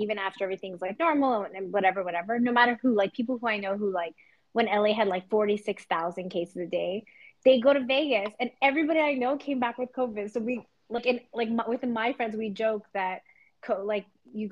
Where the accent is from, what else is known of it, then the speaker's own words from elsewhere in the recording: Canada; moved away as an adult; now in United States; I'm from Canada